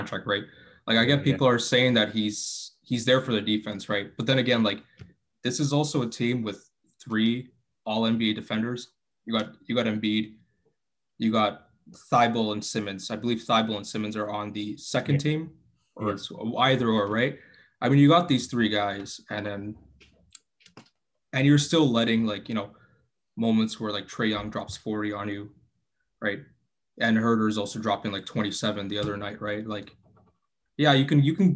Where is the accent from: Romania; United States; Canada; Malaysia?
Canada; from Canada